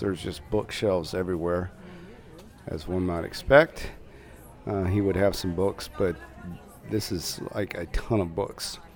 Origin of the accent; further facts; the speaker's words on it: Houston, Texas, United States; We're from Houston, Texas